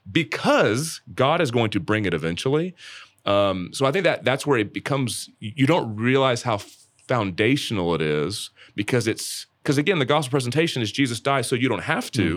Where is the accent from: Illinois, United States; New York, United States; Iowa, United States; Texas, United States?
Texas, United States; Dallas; the church traditions I grew up in around Dallas